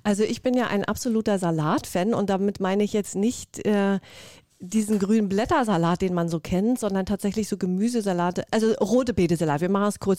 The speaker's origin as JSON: {"language": "German", "region": "Mecklenburg-Vorpommern", "country": "Germany", "also_born_or_lived": "Berlin", "moved": "yes", "said": "ich komme aus Mecklenburg-Vorpommern, ja von der wunderschönen Ostsee, bin ein Ostseekind"}